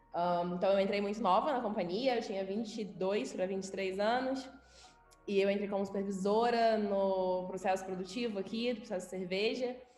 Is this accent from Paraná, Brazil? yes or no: no; Rio de Janeiro, Brazil; moved away as an adult; now in Belo Horizonte, Brazil; sou carioca, nascida e criada no Rio. Vim para BH tem um ano, mais ou menos.